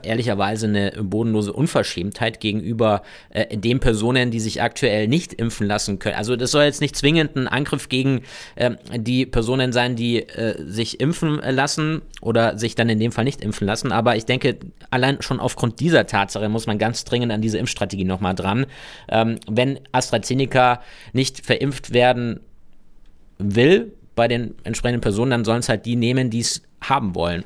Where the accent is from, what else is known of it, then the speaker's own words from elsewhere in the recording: Bavaria, Germany; bei uns in Bayern